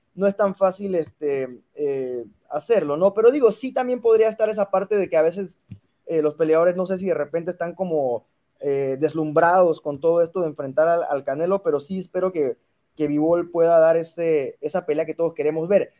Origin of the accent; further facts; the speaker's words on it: Mexico; soy mexicano